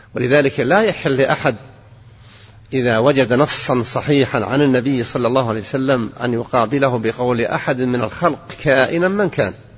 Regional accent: Al-Qassim, Saudi Arabia; عندنا في القصيم

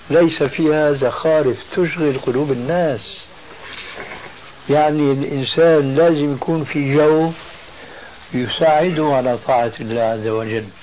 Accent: Syria; في ثوب له أعلام هذه عندنا في الشام تسمى بالصاية

